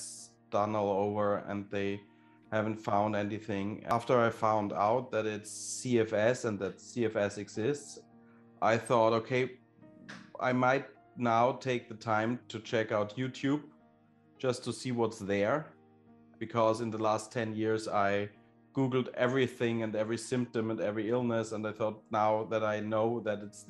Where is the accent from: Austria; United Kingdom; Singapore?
Austria; I am from Austria